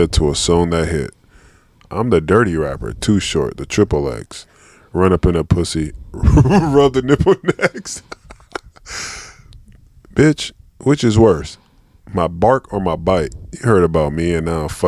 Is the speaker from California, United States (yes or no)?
yes; Bay Area, California, United States; I'm from the Bay Area